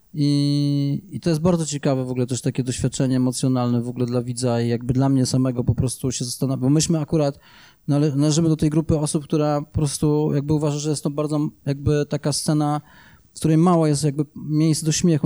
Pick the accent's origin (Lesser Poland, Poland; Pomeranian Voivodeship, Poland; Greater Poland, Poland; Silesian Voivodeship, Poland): Silesian Voivodeship, Poland; Łaziska Górne; ja się wychowywałem w Łożicka do dwudziestego roku życia